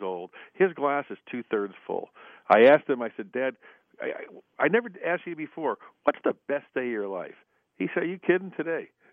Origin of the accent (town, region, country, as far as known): Buffalo, New York, United States; born or raised there; now in Washington, United States